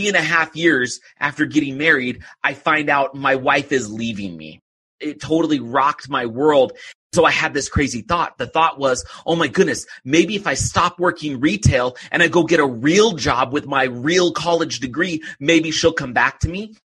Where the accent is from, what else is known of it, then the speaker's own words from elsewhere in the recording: California, United States; I grew up in California, just right outside of Oakland. And I just grew up like a normal kid.